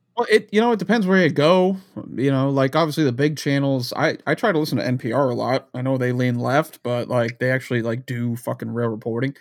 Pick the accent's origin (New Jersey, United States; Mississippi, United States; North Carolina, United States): New Jersey, United States; I grew up in New Jersey right outside of where he was doing his shenanigans back in New York